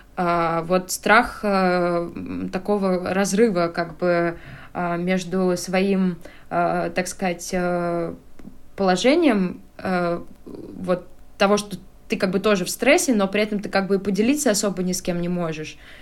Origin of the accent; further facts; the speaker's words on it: Russia; moved away as an adult; now in Tbilisi, Georgia; мы, э, люди из России